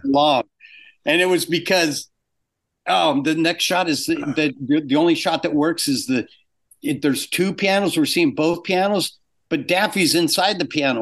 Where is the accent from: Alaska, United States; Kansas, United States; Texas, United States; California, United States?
California, United States; Orange County; moved away as an adult; also born or lived in England; I grew up in Orange County and I came up here.